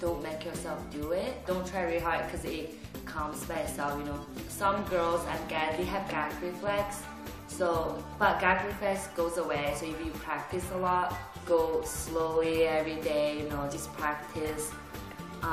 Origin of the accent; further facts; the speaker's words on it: China; moved away; I'm from China